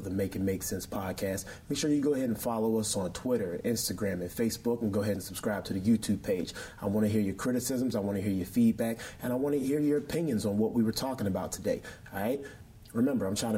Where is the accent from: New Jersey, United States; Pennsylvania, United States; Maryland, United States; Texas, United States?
Pennsylvania, United States; Pittsburgh; I'm from Pittsburgh